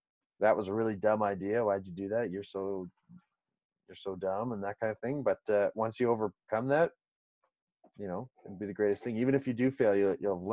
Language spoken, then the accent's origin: English; Canada; also born or lived in Sweden; as a Canadian